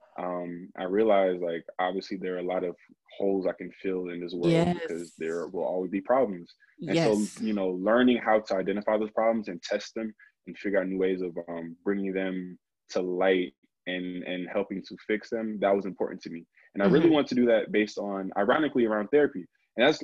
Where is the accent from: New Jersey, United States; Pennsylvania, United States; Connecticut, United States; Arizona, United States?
New Jersey, United States; I'm from Jersey